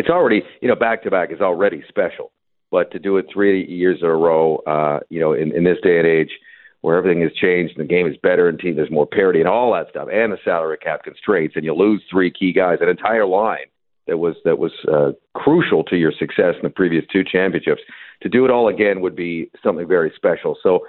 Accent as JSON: {"language": "English", "town": "Vancouver", "region": "British Columbia", "country": "Canada", "said": "Well, I'm from Vancouver."}